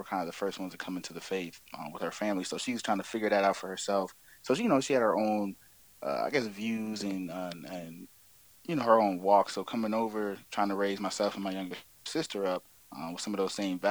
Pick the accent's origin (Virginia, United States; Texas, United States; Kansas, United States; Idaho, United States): Virginia, United States; Virginia Beach; also born or lived in Maryland; I hail from Virginia Beach, Virginia. Was originally born in Maryland, around Lexington County area, but moved to Virginia Beach when I was like 3. So okay. That's home